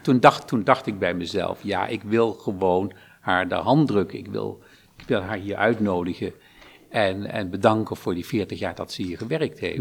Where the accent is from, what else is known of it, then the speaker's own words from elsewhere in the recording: Lobith, Gelderland, Netherlands; Ik ben geboren in Lobit, dorpje